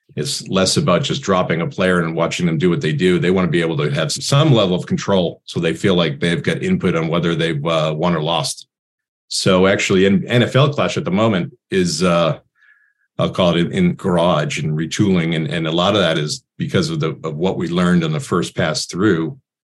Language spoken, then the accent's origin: English; Boston, Massachusetts, United States; I grew up in Boston